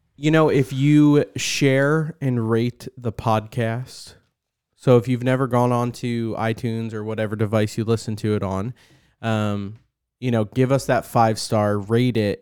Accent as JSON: {"language": "English", "country": "United States", "said": "as an American"}